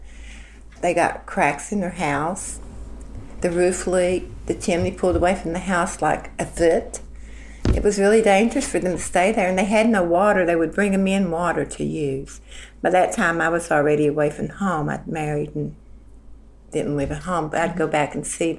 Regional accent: Lenore, West Virginia, United States; I'm from Lenore, West Virginia. I've lived here for the last 47 years

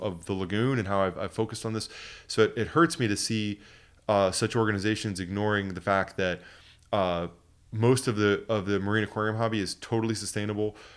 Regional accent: Port Orange, Florida, United States; also born or lived in New Smyrna Beach; growing up in the Port Orange and New Smyrna area here

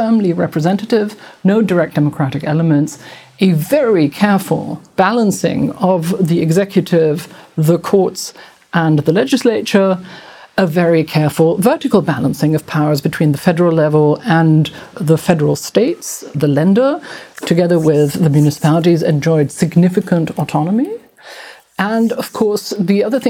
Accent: Bonn, North Rhine-Westphalia, Germany; in my hometown, where I was born and went to university, of Bonn

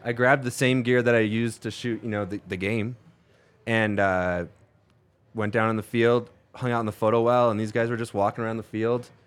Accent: Las Vegas, Nevada, United States; also born or lived in Chicago (north side); I grew up in Las Vegas, but I was born on the north side, and then we moved to Vegas when I was one

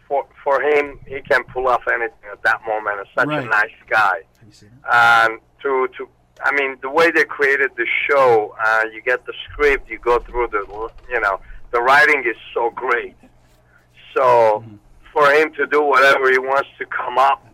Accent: Armenia; English is a second language; also born or lived in Russia / Moscow; now in United States; I was born in Armenia. I lived there, and then I moved to Russia. And after Russia, I came to U.S.

